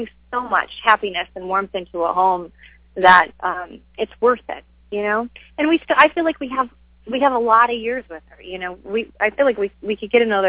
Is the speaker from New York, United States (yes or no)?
yes; Buffalo, New York, United States; moved away; my hometown, Buffalo